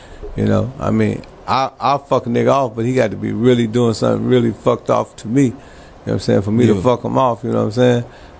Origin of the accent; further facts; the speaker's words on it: Milwaukee, Wisconsin, United States; You know, I'm from Milwaukee. I'm from a small ass town, but you know, we did it big, man.